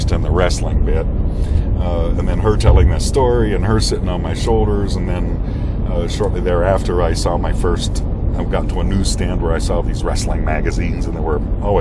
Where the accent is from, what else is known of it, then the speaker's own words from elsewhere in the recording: Pittsburgh, Pennsylvania, United States; I was born and raised in Pittsburgh